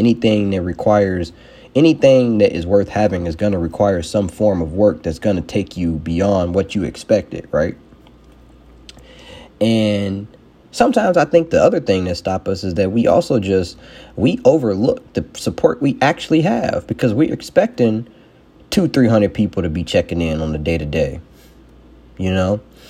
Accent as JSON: {"language": "English", "town": "Chicago", "region": "Illinois", "country": "United States", "said": "Everybody, the thing I hear a lot that people like to use, well, I'm from Chicago. People just be hating."}